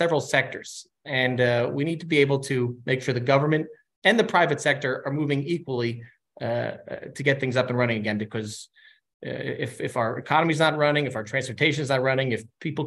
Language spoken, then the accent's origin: English; New York, United States; I'm from New York. I'm a member from New York.